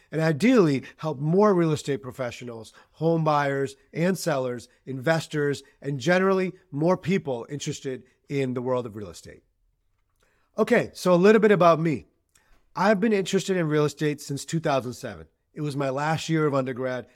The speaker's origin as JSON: {"language": "English", "town": "Boston", "region": "Massachusetts", "country": "United States", "tie": "born or raised there", "also_born_or_lived": "Pakistan", "said": "I was born in Pakistan. but I've lived in Greater Boston my entire life"}